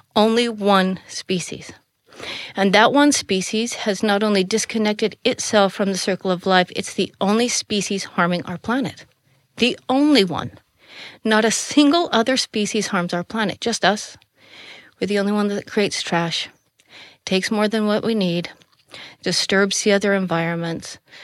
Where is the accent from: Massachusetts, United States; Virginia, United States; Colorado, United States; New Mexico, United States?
Colorado, United States; moved away as an adult; now in Netherlands; I grew up in Colorado was so far out in the middle of nowhere